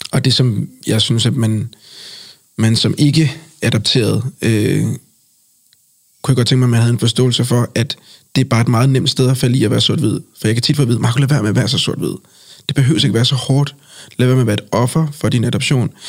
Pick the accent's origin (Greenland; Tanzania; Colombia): Colombia; For jeg har sagt, øh, Colombia er mit land. Og jeg mm. mener selvfølgelig, at jeg kommer fra Colombia.